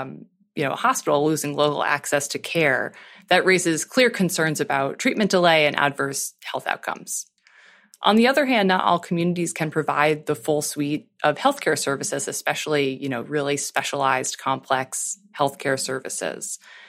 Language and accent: English; Lincolnville, Maine, United States; I'm from Lincolnville, Maine